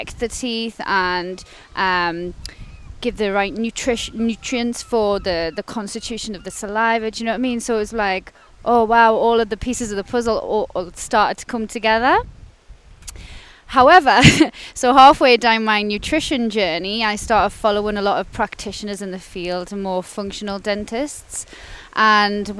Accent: Gateshead, North East England, United Kingdom; So I'm originally from Gateshead, so the other side of the water. And yeah, grew up there with my sister and my mum and my dad. So I basically lived there my whole life

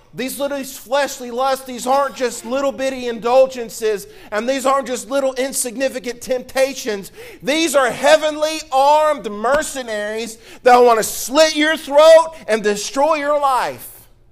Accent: Mississippi, United States; now in Louisiana, United States; I'm from Mississippi. I'm a Mississippi boy. Down here in Louisiana, y'all do things a little different

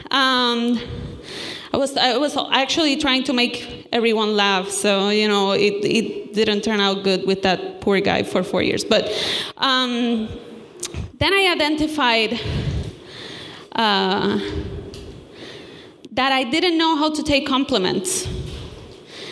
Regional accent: Puerto Rico; moved away; I come from Puerto Rico

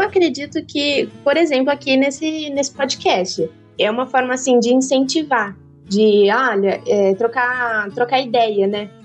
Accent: Cerqueira César, São Paulo, Brazil; also born or lived in Santa Catarina; a fazenda aqui em Cerqueira César, é, a gente já tinha, meu avô comprou tal. E aí, quando ele terminou a pós-graduação, a gente voltou aqui para a fazenda. E aí cresci aqui na fazenda

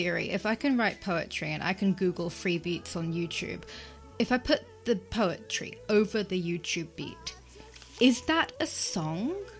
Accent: England, United Kingdom; born or raised there

